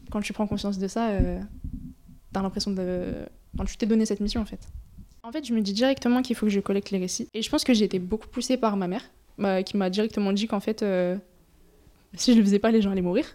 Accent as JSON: {"language": "French", "country": "France", "tie": "born or raised there", "said": "le fait justement d'être née euh, bah, né en France, d'avoir grandi en France"}